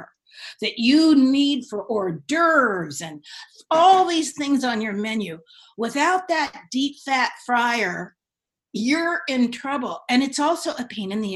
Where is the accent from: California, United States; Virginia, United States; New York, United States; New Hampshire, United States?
California, United States; Marin County; also born or lived in San Francisco / Davenport; I grew up in Marin County